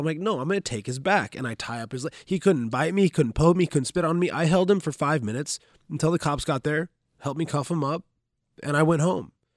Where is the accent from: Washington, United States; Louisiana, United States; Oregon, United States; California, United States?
Oregon, United States; Grants Pass; now in Bellevue, United States; I'm from Grants Pass, Oregon. It's a, it's a small town in, in Southern Oregon